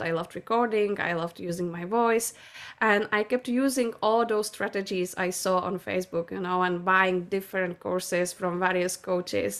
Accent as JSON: {"language": "English", "country": "Czechia", "said": "I'm from Czech Republic"}